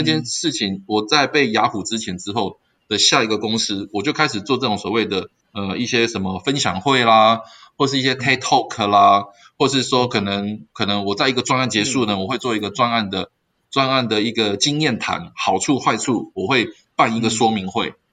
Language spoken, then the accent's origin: Chinese; Kaohsiung, Taiwan; moved away as an adult; also born or lived in northern Taiwan; 我是从高雄来的，哦，那我现在哦，我北爸妈还住，对，就变成说我爸妈住在高雄